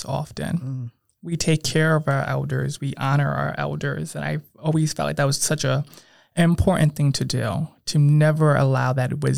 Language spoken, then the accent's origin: English; Bridgeport, Connecticut, United States; moved away; I come from Bridgeport. You know, I have a strong hometown pride.